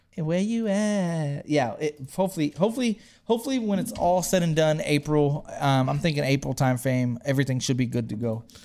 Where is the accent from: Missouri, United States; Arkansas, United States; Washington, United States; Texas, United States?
Texas, United States; I'm from Texas